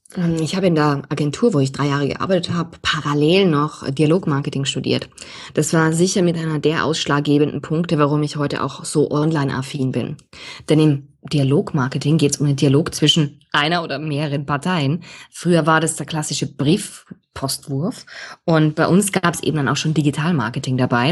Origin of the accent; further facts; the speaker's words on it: Austria; moved away as an adult; now in Munich, Germany; Also ich bin Österreicherin, auch wenn man es nicht jeden Tag in jedem Vokabel hört